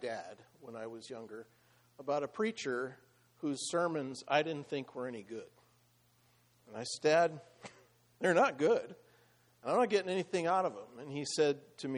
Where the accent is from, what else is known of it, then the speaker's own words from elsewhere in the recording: Iowa, United States; moved away; I grew up in the Midwest, in Iowa